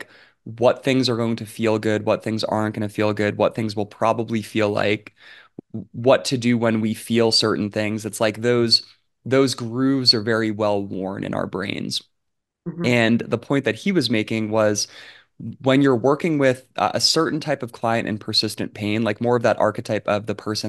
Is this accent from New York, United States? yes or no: yes; New York, United States; born there; they lived in New York for like I was born in New York.